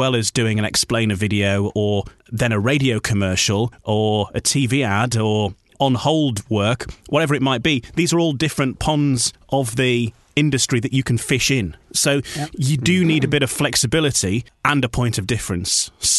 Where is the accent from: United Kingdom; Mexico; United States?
United Kingdom; Yorkshire and the Humber; accent: Yorkshire; also born or lived in Wales; now in North East England; so I'm a bit of a mongrel as far as my accent's concerned now, because I live in the northeast. I used to live in Wales, and obviously spent a good amount of time in Yorkshire, which is where I'm from.